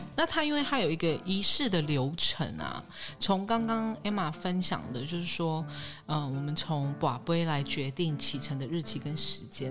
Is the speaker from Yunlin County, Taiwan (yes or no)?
yes; Yunlin County, Taiwan; 我是来自云林的